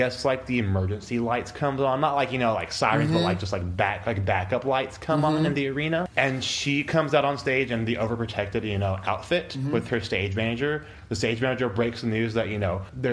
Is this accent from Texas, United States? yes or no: yes; Lubbock, Texas, United States; now in Austin, United States; I was 10 years old, so I grew up in Lubbock, Texas.